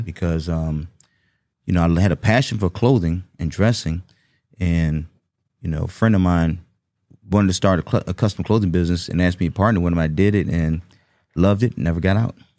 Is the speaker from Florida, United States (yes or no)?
no; Washington, District of Columbia, United States; growing up in Washington, D C